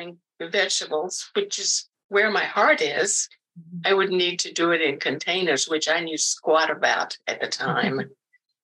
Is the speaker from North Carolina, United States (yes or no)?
no; South Carolina, United States; now in Oregon, United States; I was born and raised in the South. South Carolina, to be precise